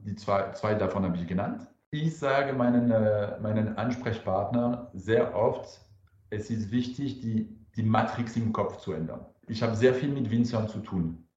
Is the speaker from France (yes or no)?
yes; France; German is a second language; now in Karlsruhe, Germany; Ich bin Franzose.